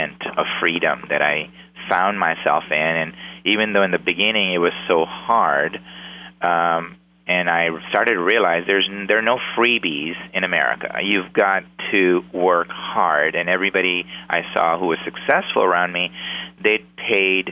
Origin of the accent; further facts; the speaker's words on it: Pakistan; moved away as an adult; now in United States; I came from Pakistan at the age of 19, went to go to college